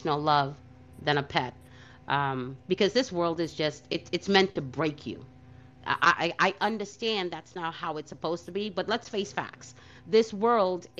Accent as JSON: {"language": "English", "town": "New York City", "region": "New York", "country": "United States", "tie": "born or raised there", "said": "growing up in Brooklyn"}